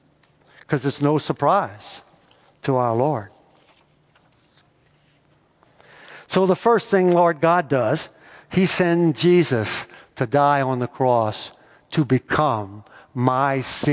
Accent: United States; As an American

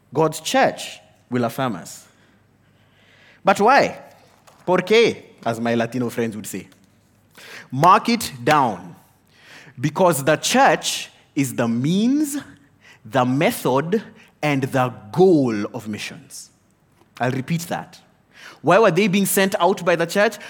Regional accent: Kenya; I am a Kenyan

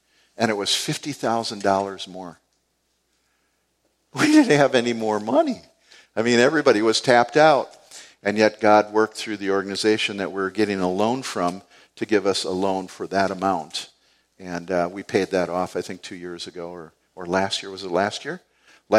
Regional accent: United States; I'm just a guy from the east side. I grew up right up on Payne Avenue here

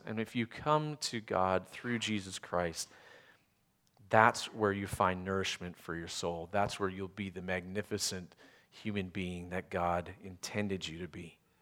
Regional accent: Canada; moved away; I grew up in Canada

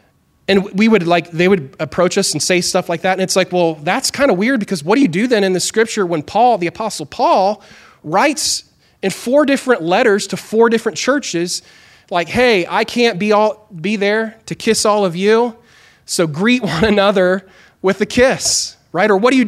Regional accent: Chile; I grew up in Chile, South America, and my parents were missionaries there.

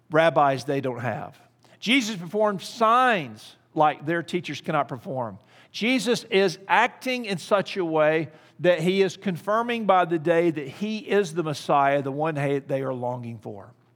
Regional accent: Kansas City, Missouri, United States; I'm from Kansas City, Missouri

